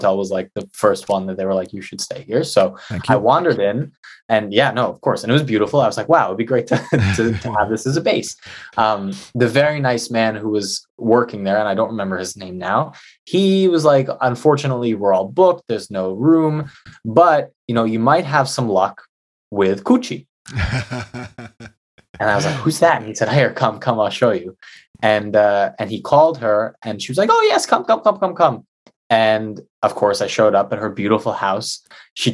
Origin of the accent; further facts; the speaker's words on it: New York, United States; I said New York